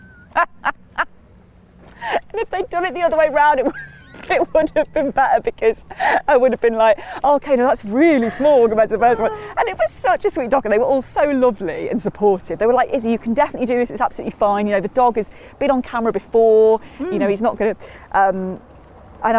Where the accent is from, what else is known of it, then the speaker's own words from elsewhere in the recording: Matlock, East Midlands, United Kingdom; also born or lived in Hull / Cheshunt, Hertfordshire; I moved there when I was six, so I sort of do consider it the place I grew up, really. I was born in Hull and then moved to Cheshunt in Hertfordshire when I was two, then moved to Matlock when I was six. So I do really consider it my hometown